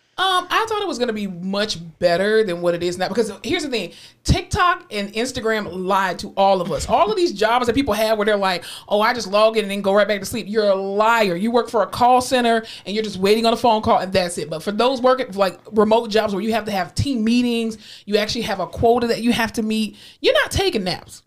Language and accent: English; Florida, United States; I'm from Florida